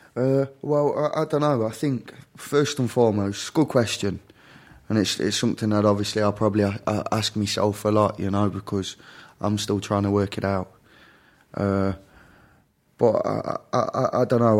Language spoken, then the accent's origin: English; Derby, East Midlands, United Kingdom; The U K, the very central regions of the U K. A place called Derby